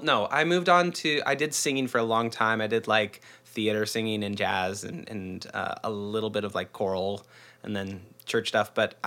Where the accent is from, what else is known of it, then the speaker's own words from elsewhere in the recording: Arlington, Washington, United States; now in Seattle, United States; I'm a born, raised Northwesterner. I'm from Arlington, which is about an hour north of the city, north of Seattle. And lived here most of my life. Grew up real close.